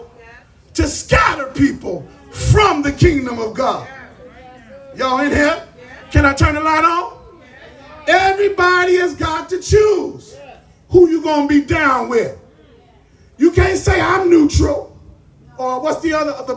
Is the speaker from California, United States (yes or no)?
yes; Los Angeles, California, United States; I was coming home from Henry Clay Junior High, the gangster's metropolis of South Central Los Angeles for middle schoolers